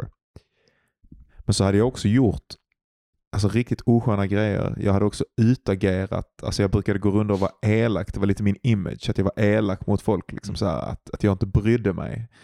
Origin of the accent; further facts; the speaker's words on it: Glumslöv, Skåne, Sweden; utanför Glumslöv där jag är ifrån